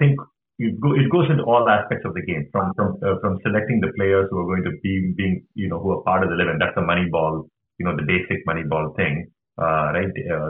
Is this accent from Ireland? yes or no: no; India; now in United States; because I came from India, I'm a big fan of cricket